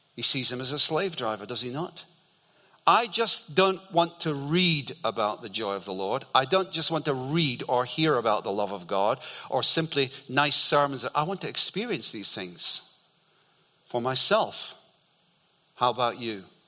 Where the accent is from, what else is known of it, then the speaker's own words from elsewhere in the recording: Scotland, United Kingdom; growing up in Scotland